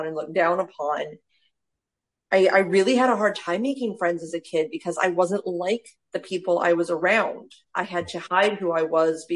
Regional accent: Mesa, Arizona, United States; also born or lived in Gilbert, Arizona; So I'm from Mesa, Arizona. I moved all of 10 minutes south to Gilbert, Arizona.

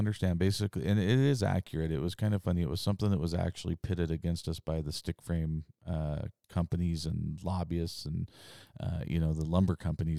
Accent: Idaho, United States; because we're from Idaho and that's what it feels like

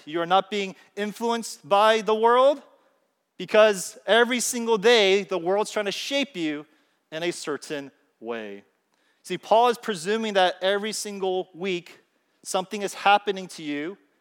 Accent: California, United States; I'm from California

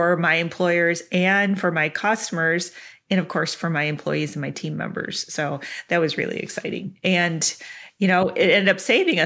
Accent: Clarkston, Michigan, United States; now in Wisconsin, United States; grew up in Clarkston

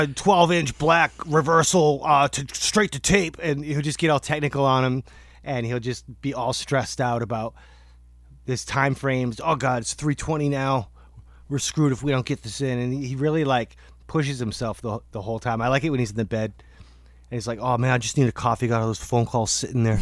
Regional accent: Portland, Maine, United States; we're from Portland, Maine

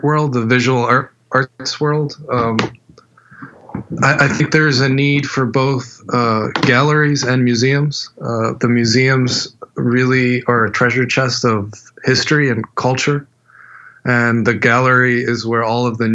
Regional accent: Miami, Florida, United States; moved away as an adult; also born or lived in Havana, Cuba / Mexico / California; now in New York, United States; Then spent my youth in Miami till I was 18

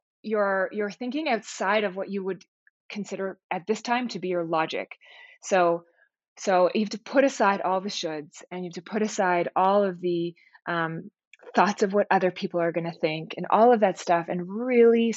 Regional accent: Toronto, Ontario, Canada; we were both born and raised in Toronto

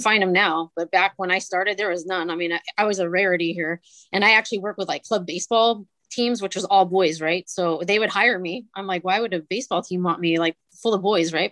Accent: Northern California, United States; I grew up in Northern California

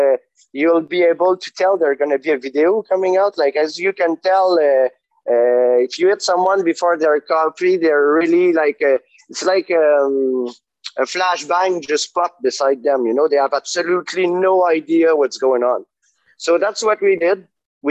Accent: Canada; we're very polite and diplomatic as Canadian, you know, but we're fairly aggressive.

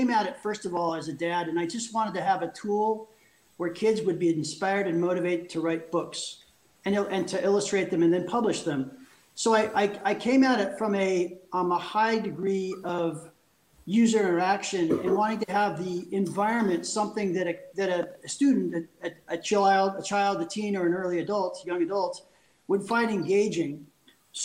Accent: California, United States; moved away as an adult; also born or lived in Paris, France; now in Switzerland; I'm a Californian. So I'm a lifelong Californian, but I moved 14 years ago.

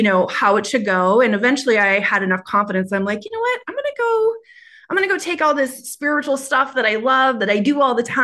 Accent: Minnesota, United States; accent: Minnesota; moved away as an adult; also born or lived in California; My Minnesota accent's coming up

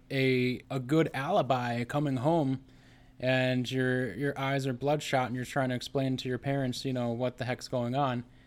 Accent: United States; growing up in America

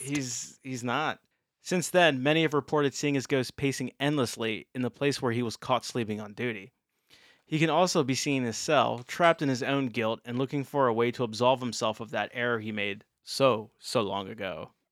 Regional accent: Maryland, United States; moved away; My home state

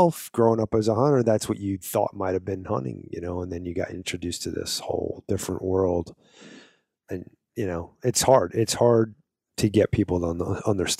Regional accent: East Coast, United States; I wasn't born in the Midwest, but I was born on the East Coast

